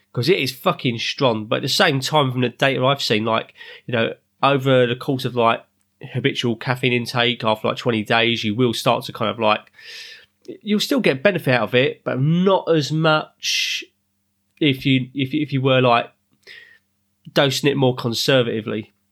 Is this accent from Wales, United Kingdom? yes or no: no; London, United Kingdom; also born or lived in Ruislip; I'm living up north now in Ryslip, but originally I'm from South London